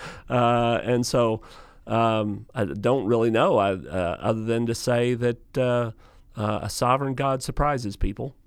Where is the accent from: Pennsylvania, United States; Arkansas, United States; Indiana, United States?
Arkansas, United States; Lake City; I'm from Lake City, which is not that far from here